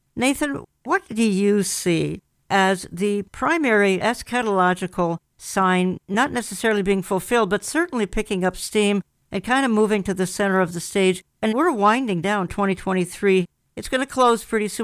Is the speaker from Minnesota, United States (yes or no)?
yes; Minnesota, United States; my hometown, which has become an embarrassment, Minnesota